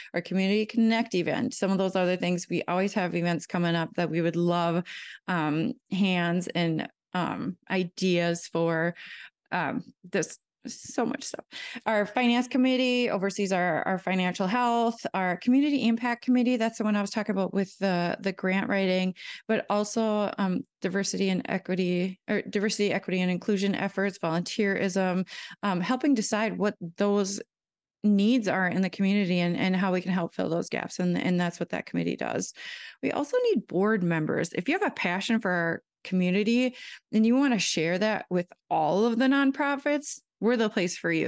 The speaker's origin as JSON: {"language": "English", "town": "Keewatin", "region": "Minnesota", "country": "United States", "tie": "born or raised there", "also_born_or_lived": "Saint Cloud, Minnesota", "moved": "as an adult", "lives_now": "Sherburne County, United States", "said": "The town is called Keewatin"}